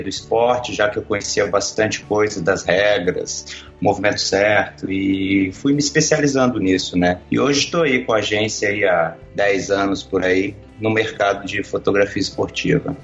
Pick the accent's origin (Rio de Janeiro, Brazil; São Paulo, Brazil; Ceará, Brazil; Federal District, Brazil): Federal District, Brazil; Brasília; eu tenho 36 anos, nasci em Brasília